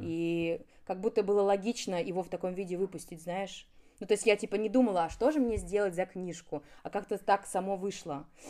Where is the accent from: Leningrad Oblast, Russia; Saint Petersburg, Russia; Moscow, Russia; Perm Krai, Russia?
Moscow, Russia; Я родилась неподалеку, и все мое детство прошло в Доказил